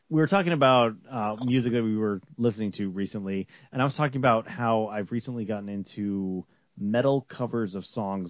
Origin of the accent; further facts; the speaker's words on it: Hawaii, United States; I'm Hawaiian